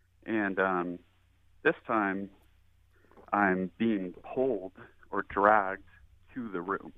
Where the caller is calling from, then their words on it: Shoreline, Washington, United States; I am calling from Shoreline, Washington.